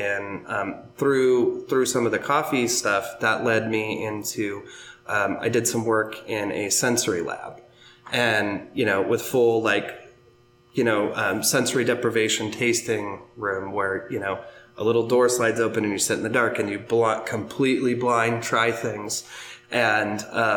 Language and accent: English; Pacific Northwest, United States; now in Philadelphia area, United States; I'm originally from the Pacific Northwest